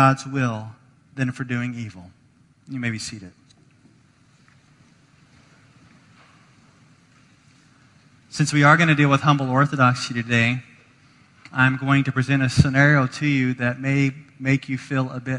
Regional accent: the South, United States; now in Chicago, United States; I'm from the South

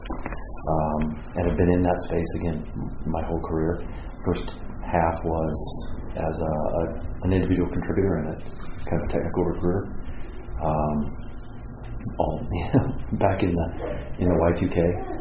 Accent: Southern California, United States; I grew up in Southern California

